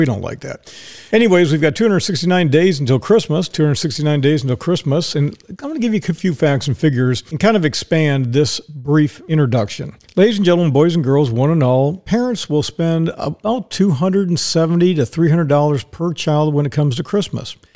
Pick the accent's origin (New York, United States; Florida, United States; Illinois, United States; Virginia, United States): Florida, United States; Ocala; I said, Ocala.